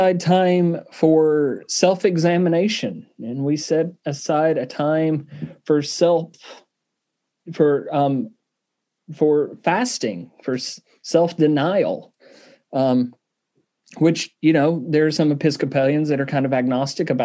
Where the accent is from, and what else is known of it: Southern, United States; accent: Southern